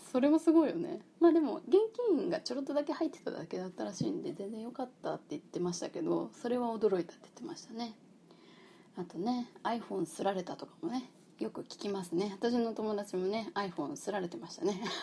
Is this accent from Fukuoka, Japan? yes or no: yes; Fukuoka, Japan; 私出身福岡